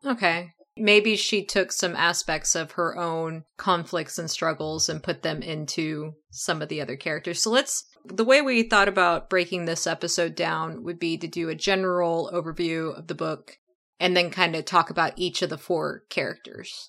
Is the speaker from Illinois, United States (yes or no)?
no; Oklahoma, United States; growing up in Oklahoma, lots of space around my house